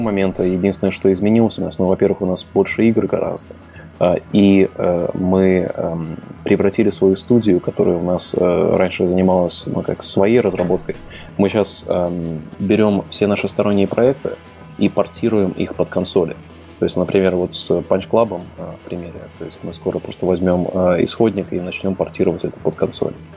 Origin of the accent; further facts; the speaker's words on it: Latvia; я изначально из Латвии